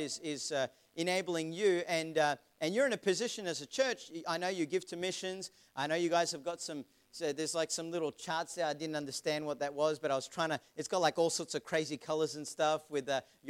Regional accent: Melbourne, Victoria, Australia; moved away; also born or lived in Vanuatu / Queensland; I'm actually not a Queenslander. I'm from Melbourne originally

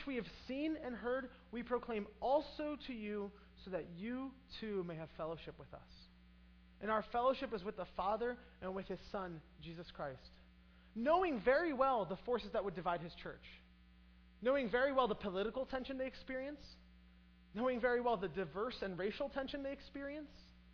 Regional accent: United States; also born or lived in Brazil; I grow up in American culture

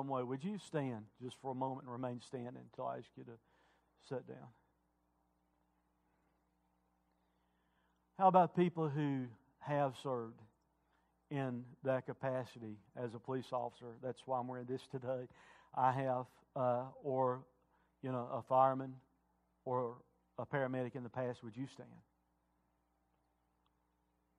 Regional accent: United States; I'm also an American

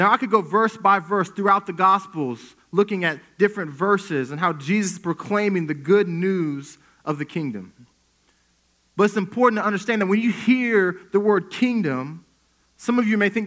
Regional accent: Wichita, Kansas, United States; So I grew up in Wichita. Wichita is home for me

